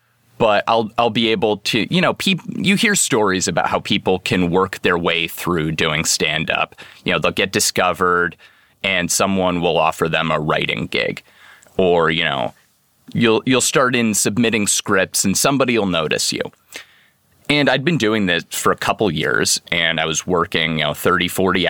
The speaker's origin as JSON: {"language": "English", "town": "Seattle", "region": "Washington", "country": "United States", "said": "I'm from Seattle, Washington"}